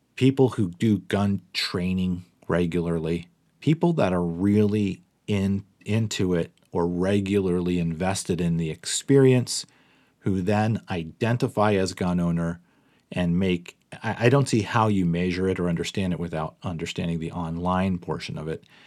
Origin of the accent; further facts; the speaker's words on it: Pittsburgh, Pennsylvania, United States; I'm from Pittsburgh, Pennsylvania.